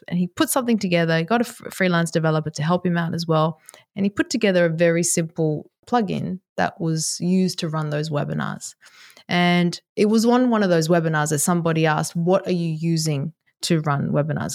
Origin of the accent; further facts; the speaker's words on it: Sydney, New South Wales, Australia; moved away as an adult; also born or lived in Japan / Dubai / New York; I am based in Sydney, Australia, which is my hometown